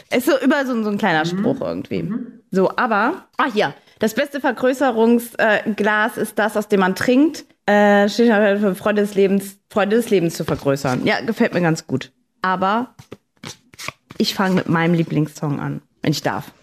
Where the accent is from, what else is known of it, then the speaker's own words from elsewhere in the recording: Saarbrücken, Saarland, Germany; Saarbrücken, in meiner Heimatstadt